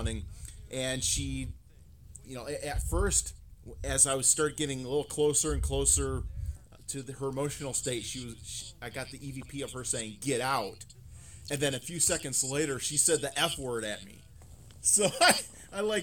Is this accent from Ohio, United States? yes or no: yes; Toledo, Ohio, United States; growing up in Toledo